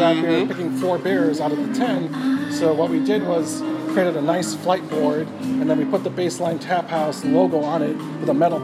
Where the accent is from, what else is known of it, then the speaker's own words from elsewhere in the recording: Miami, Florida, United States; also born or lived in Jamaica / McLean, Virginia; now in Orlando, United States; Born in Jamaica, left there when I was around 10, moved to Miami, grew up there